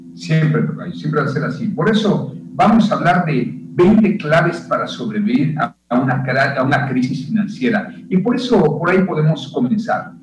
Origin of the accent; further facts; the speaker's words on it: Yucatán, Mexico; nos hemos visto tan afectados los yucatecos